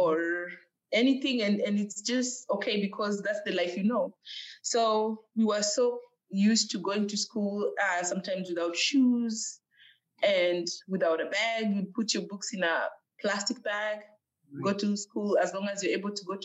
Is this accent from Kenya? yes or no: yes; Kakamega, Kakamega County, Kenya; now in United States; I was born in Kenya at a place called Kakamega